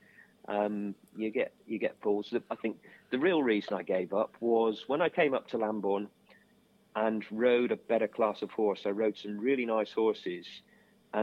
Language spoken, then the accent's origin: English; Street, South West England, United Kingdom; we actually went to school together in Street